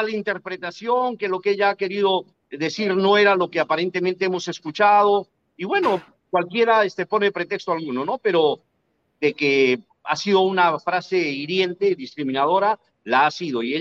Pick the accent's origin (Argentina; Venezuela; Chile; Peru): Peru; No, yo soy peruano.